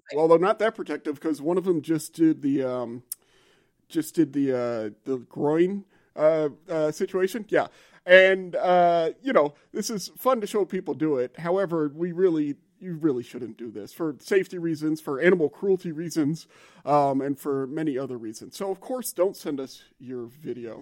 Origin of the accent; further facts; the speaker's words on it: Louisiana, United States; moved away; I'm from Louisiana